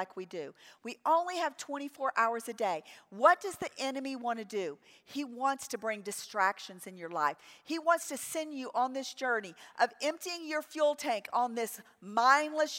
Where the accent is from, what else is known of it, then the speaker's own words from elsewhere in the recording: New Orleans, Louisiana, United States; I grew up in New Orleans